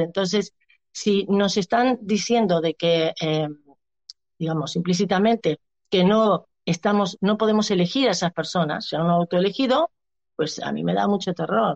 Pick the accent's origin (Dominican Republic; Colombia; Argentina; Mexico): Argentina; now in Barcelona, Spain; soy una argentina que hace 22 años que vivo en, Barcel en, España